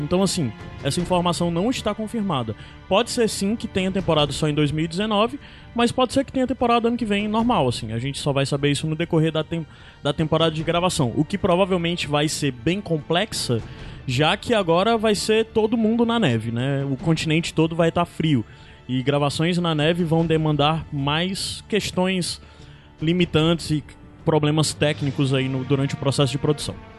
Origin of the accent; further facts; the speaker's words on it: Fortaleza, Ceará, Brazil; nós somos aqui de Fortaleza